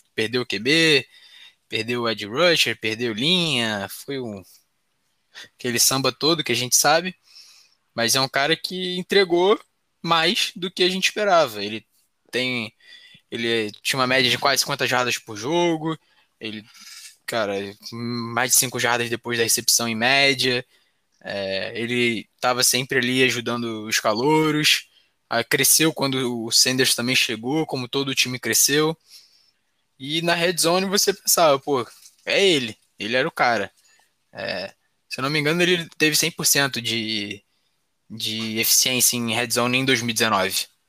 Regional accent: Rio de Janeiro, Brazil; eu sou do Rio.

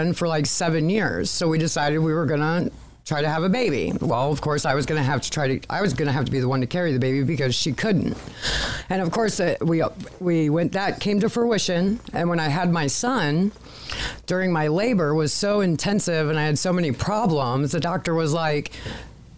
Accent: Findlay, Ohio, United States; also born or lived in Cincinnati, Ohio; I was born and raised here in Findlay, Ohio

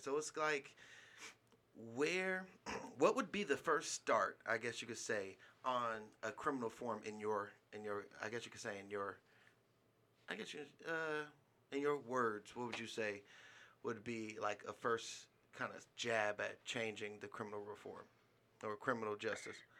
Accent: California, United States; now in Nevada, United States; being a Californian

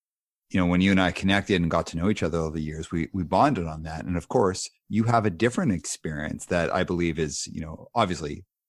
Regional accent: Calgary, Alberta, Canada; also born or lived in Montreal; I was born in Montreal and I lived there till I was 5. And then when I moved to Calgary

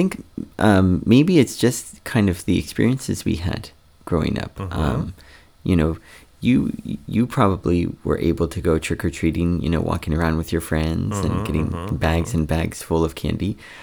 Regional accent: Ohio, United States; Worcester, Ohio.

